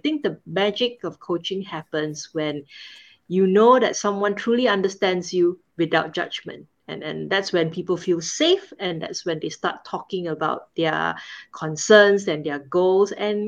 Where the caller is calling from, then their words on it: Singapore; I'm calling in from Singapore, and right now is 9:30 p.m.